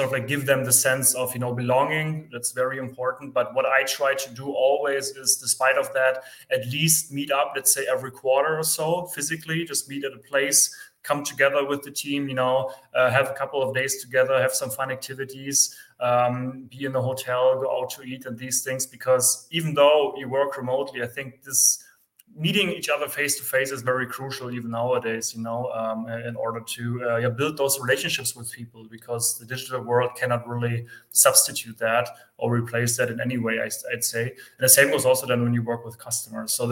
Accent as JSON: {"language": "English", "country": "Germany", "also_born_or_lived": "near Frankfurt", "said": "I am from Germany. I am based near Frankfurt"}